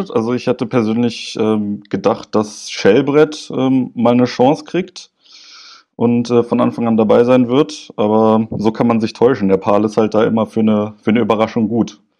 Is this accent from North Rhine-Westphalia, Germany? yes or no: no; Berlin, Germany; moved away as an adult; now in Varna, Bulgaria; 27 Jahre alt, äh, gebürtig aus Berlin, äh, lebe aber gerade aufgrund meines Studiums in, im wunderschönen Warne am Schwarzen Meer in Bulgarien